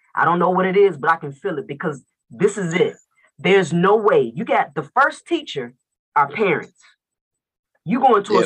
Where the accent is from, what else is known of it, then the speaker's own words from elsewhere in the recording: Chicago, Illinois, United States; also born or lived in Atlanta, Georgia; I'm in Chicago, and I'm from Chicago, Illinois, but I used to live in Atlanta, Georgia. And I was there for like over 20-something years.